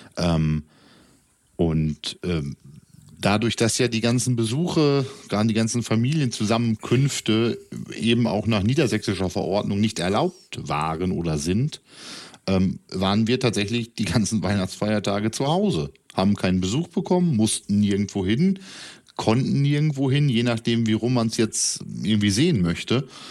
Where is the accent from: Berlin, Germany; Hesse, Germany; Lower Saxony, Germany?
Lower Saxony, Germany; East Frisia; für den gebürtigen Ostfriesen und Norddeutschen